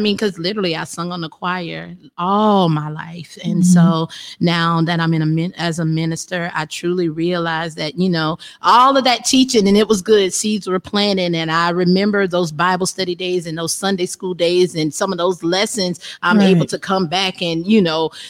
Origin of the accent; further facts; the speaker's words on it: Effingham, South Carolina, United States; also born or lived in Florence, South Carolina / Miami; in Effingham, South Carolina